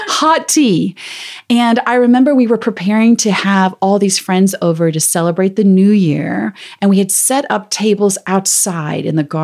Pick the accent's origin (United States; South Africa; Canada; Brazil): South Africa; I'm from South Africa originally, so I have this accent that comes and goes.